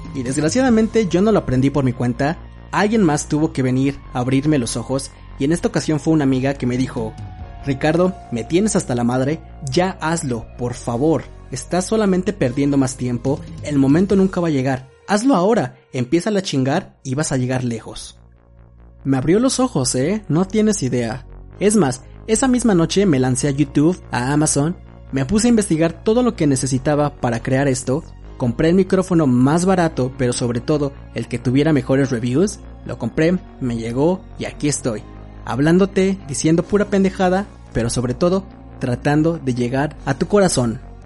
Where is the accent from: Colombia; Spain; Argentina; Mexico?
Mexico; Mexico City; soy de la Ciudad de México